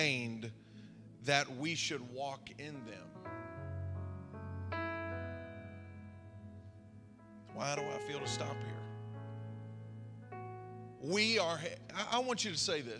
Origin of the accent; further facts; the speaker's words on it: Zanesville, Ohio, United States; I grew up here. I grew up in Zanesville